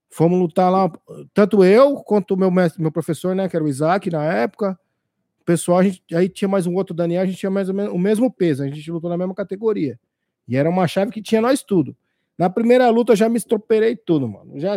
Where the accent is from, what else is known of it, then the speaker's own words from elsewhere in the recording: São Paulo, Brazil; born there; now in Osasco, Brazil; eu sou de São, eu sou paulista, né? Nasci na Zona Leste, São Mateus.